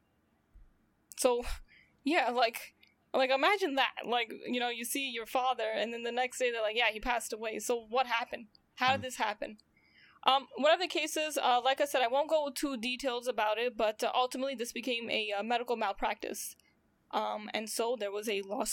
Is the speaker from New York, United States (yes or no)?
yes; New York, United States; I'm from New York, currently still in New York